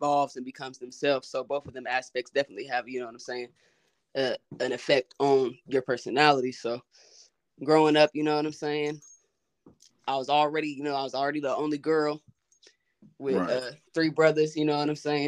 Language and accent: English; Wichita, Kansas, United States; I'm from Wichita, Kansas, you know. Born and raised